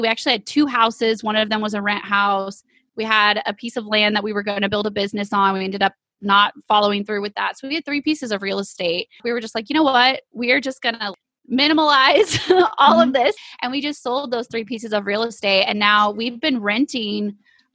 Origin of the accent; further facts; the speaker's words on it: East Texas, United States; we are from East Texas.